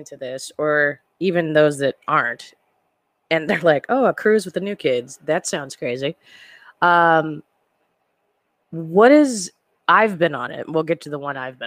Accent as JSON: {"language": "English", "town": "Phoenix", "region": "Arizona", "country": "United States", "said": "we're all from Phoenix"}